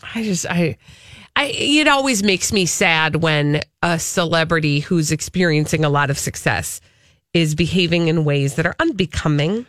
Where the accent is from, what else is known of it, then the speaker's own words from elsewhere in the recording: Minnesota, United States; I'm from Minnesota